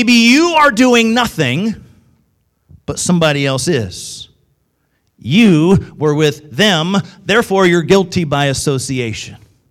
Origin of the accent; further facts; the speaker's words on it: Midwest, United States; in the Midwest, typically, we think we talk right, and everybody else has the accents. That's what us in the Midwest think